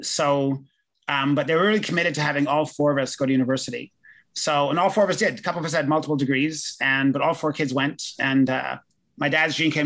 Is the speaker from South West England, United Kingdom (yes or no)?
no; London, United Kingdom; moved away; also born or lived in Winnipeg, Canada; I was born in London